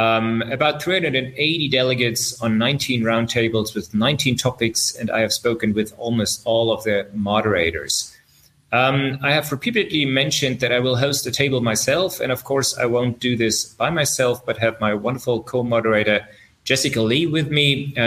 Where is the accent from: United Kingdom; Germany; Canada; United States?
Germany; Berlin; now in my hometown, which is even better.